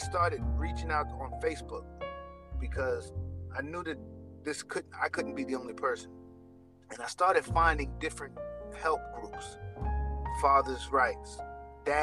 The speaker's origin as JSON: {"language": "English", "town": "New York City", "region": "New York", "country": "United States", "said": "I'm from Jamaica, Queens, New York. It's a rough neighborhood in New York"}